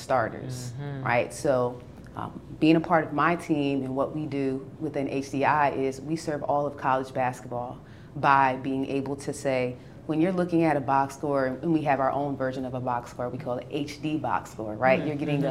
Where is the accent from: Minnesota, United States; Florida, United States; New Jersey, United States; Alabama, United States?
New Jersey, United States; New Brunswick; I'm from New Brunswick, New Jersey